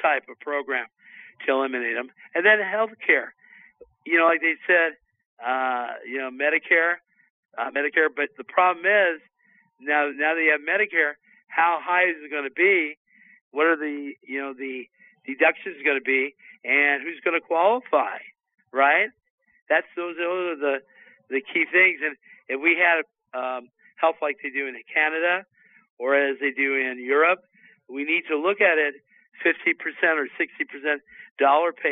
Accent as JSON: {"language": "English", "region": "California", "country": "United States", "said": "California, my home state"}